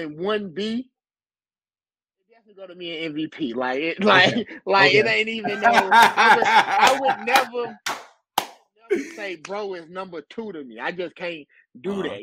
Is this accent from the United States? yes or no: yes; St. Louis, Missouri, United States; I'm from St. Louis